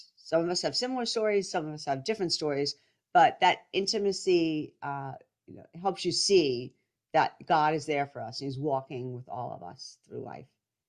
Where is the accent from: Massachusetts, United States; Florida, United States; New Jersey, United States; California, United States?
New Jersey, United States; I'm a Catholic wife, mom, and I'm from New Jersey.